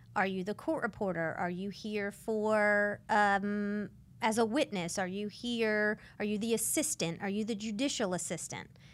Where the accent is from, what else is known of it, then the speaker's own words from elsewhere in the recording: Santa Rosa County, Pensacola suburbs, Florida, United States; I grew up in San Rosa County